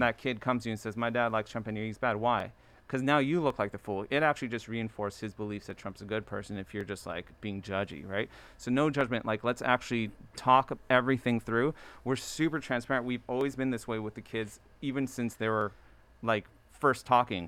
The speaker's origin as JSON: {"language": "English", "town": "Baltimore", "region": "Maryland", "country": "United States", "tie": "born or raised there", "also_born_or_lived": "Ellicott City", "said": "I was born in Baltimore"}